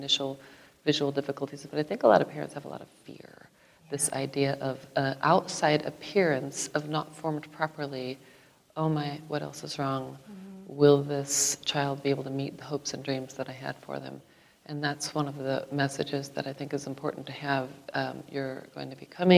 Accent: Iowa, United States; I was born here in Iowa.

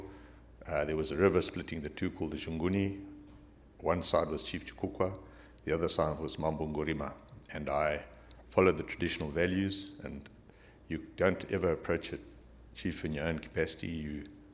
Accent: Zimbabwe; I was born in Zimbabwe in 1957. My son was born there in 1985. I grew up in a very rural background, the only little white kid amongst all the black children on my father's farm

